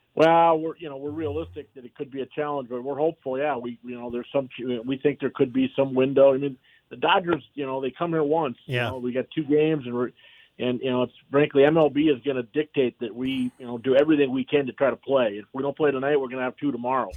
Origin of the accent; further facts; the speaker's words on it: Bismarck, North Dakota, United States; moved away; my hometown of Bismarck, North Dakota